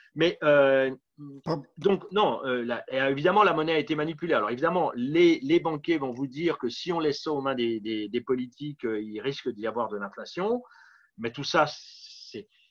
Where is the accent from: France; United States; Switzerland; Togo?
France; Paris, Île-de-France; also born or lived in Montreal; revenir à Paris puisque je suis parisien à l'origine